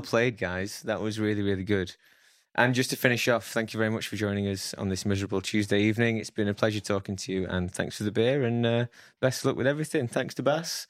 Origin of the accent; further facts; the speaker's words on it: Sheffield, Yorkshire and the Humber, United Kingdom; I'm from Sheffield.